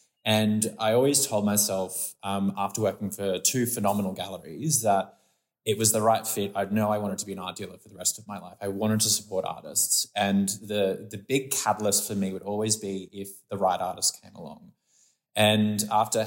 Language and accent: English; Brisbane, Queensland, Australia; now in Sydney, Australia; I'm from Queensland, from Brisbane